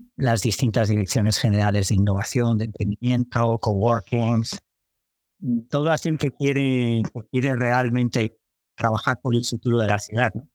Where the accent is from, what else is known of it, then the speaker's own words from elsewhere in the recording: Santander, Cantabria, Spain; moved away as an adult; a los 20 años pues me fui de Santander